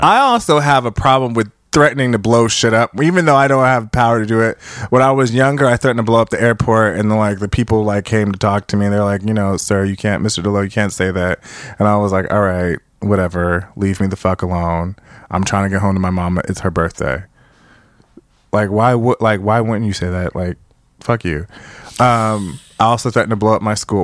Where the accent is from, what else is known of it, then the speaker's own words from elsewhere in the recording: California, United States; moved away as an adult; now in New York, United States; I'm from California